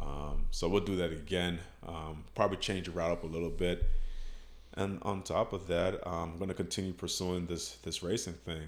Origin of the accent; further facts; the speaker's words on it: Miami, Florida, United States; growing up in Miami